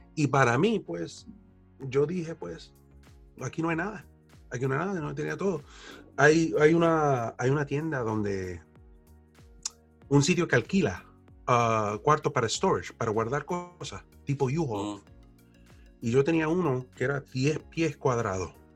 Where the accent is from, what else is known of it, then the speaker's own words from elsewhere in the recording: New York City, New York, United States; also born or lived in Plattsburgh, New York / Florida; now in Syracuse, United States; yo nací en el Bronx, en uno de los condados de Nueva York